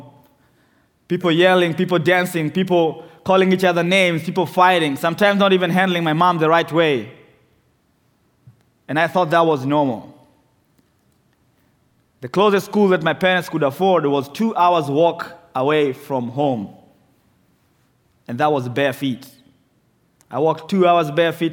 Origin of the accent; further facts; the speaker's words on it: Nairobi, Kenya; moved away; The second largest slum in Nairobi is called Mathare, which is where I was born.